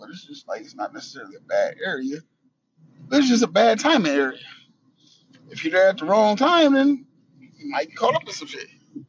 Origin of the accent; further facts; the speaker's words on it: Buffalo, New York, United States; In Buffalo, I can speak for Buffalo because this is where we live and this is where we're from.